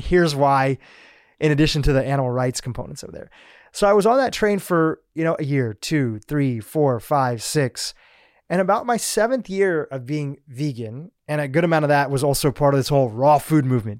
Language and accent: English; United States; also born or lived in Kenya; we mostly grew up in the States